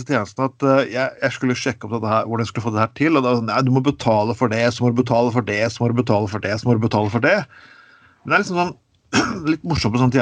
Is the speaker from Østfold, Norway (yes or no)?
no; Skien, Vestfold og Telemark, Norway; jeg bodde hjemme i Skien hos foreldrene mine. det var et bystyr i Skien.